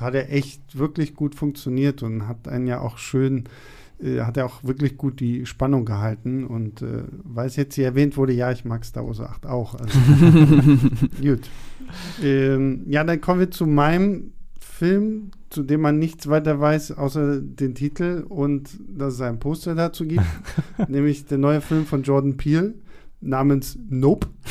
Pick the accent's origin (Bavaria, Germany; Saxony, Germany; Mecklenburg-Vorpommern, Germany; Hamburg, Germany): Mecklenburg-Vorpommern, Germany; Rostock; now in Berlin, Germany; ich bin in, in, in Rostock aufgewachsen